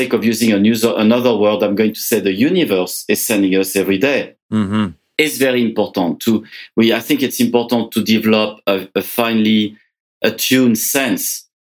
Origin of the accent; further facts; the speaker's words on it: France; moved away as an adult; now in Canada; I was born in France. I came to Canada about 30 years ago